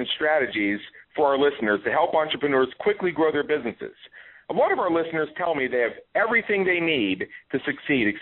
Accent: Pittsburgh, Pennsylvania, United States; moved away; I'm from Pittsburgh originally myself

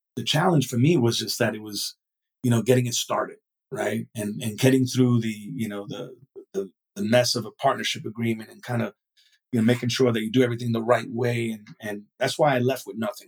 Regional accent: New York City, New York, United States; moved away as an adult; I was actually born in uh, in Brooklyn, New York. I was raised in New York until I was uh, graduated high school

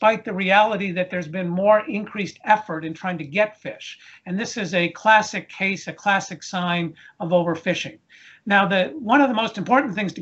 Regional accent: East Coast of the United States, United States; We grew up here in the East Coast of the United States

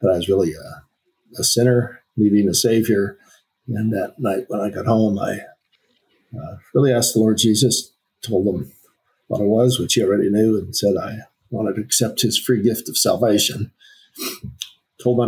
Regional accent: Akron, Ohio, United States; I was born in Akron, Ohio.

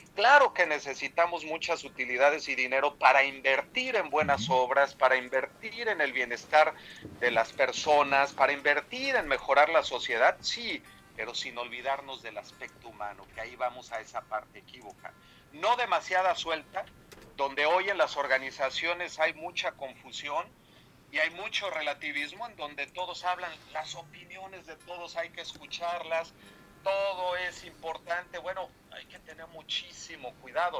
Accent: Mexico; moved away as an adult; now in Germany; soy mexicano, efectivamente egresado de la Iberoamericana

